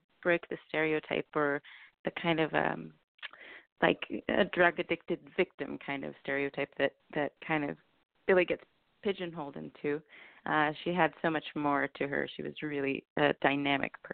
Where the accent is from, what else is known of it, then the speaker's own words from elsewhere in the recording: Petaluma, California, United States; moved away as an adult; also born or lived in New York City, United States / Syracuse, United States; I actually grew up here. I grew up in Petaluma.